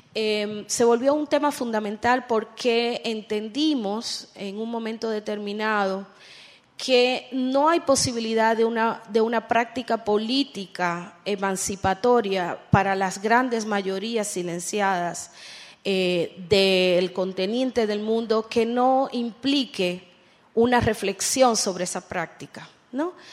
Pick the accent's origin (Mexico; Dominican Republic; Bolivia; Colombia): Dominican Republic; yo vengo de República Dominicana